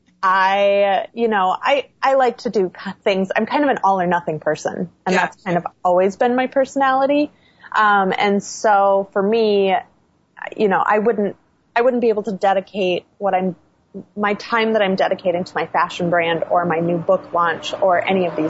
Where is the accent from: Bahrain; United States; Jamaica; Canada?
United States; Midwest; moved away as an adult; now in Los Angeles, United States; I grew up in the Midwest